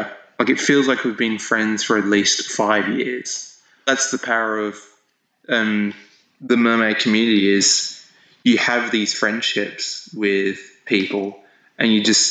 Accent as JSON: {"language": "English", "town": "Hervey Bay", "region": "Queensland", "country": "Australia", "tie": "born or raised there", "moved": "as an adult", "lives_now": "Brisbane, Australia", "said": "back up to my hometown, which is Hervey Bay"}